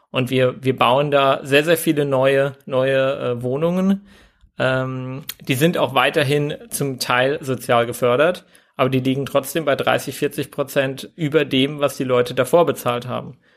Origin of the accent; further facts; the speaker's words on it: Mainz, Rhineland-Palatinate, Germany; born there; Ich kann das als, als gebürtiger Mainzer sagen. Als ich in die Mainzer Neustadt gezogen bin, vor acht, neun Jahren, hat sich meine Mutter noch schwer gewundert